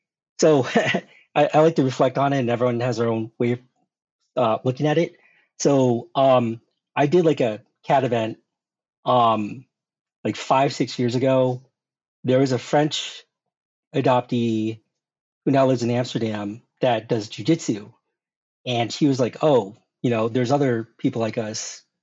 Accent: South Korea; born there; Well, I was born in Korea.

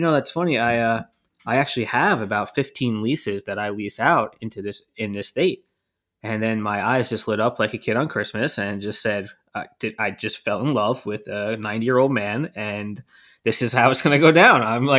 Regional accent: New Jersey, United States; That's not fair. I'm from New Jersey. Come on.

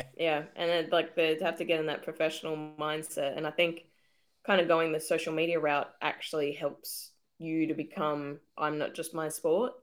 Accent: Australia; it makes you proud to be an Aussie

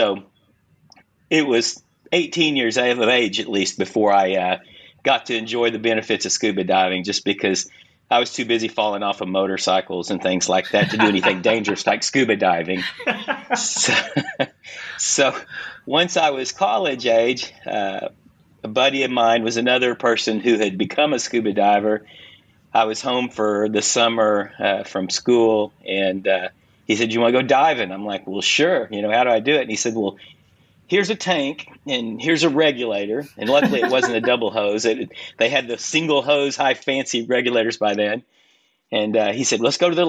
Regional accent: Southern United States, United States; I grew up in the Southern United States in a public swimming pool

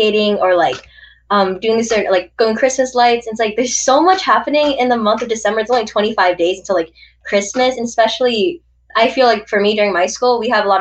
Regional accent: Washington, United States; I'm from Washington

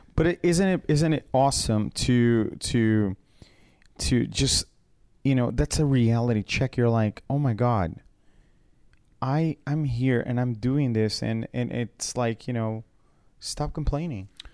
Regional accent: Brazil; moved away; I come from Brazil

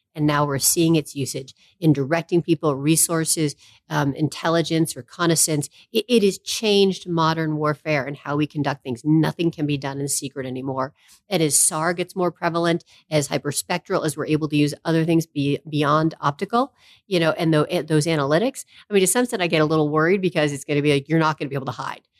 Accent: Maine, United States; moved away; I am from Maine, proud Mainer, love Maine

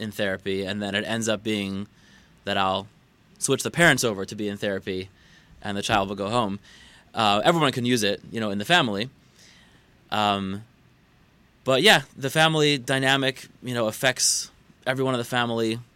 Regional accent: Baltimore, Maryland, United States; now in West Bloomfield, United States; I'm not a born Detroiter. I'm from Baltimore, as is my wife

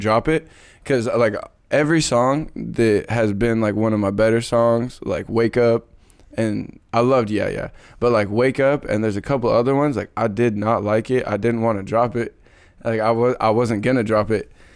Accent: Kelso, Washington, United States; I grew up in Kelso. Came from Kelso High School

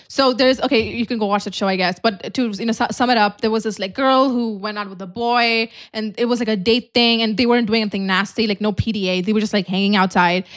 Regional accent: Dubai, United Arab Emirates; moved away; we come from Dubai

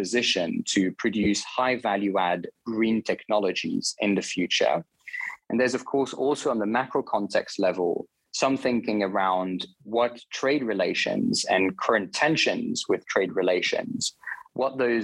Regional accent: Switzerland; I'm originally from Switzerland. I grew up there

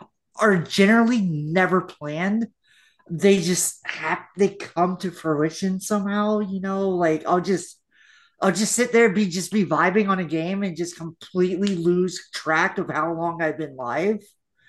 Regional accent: Florida, United States; I'm …. I am from Florida.

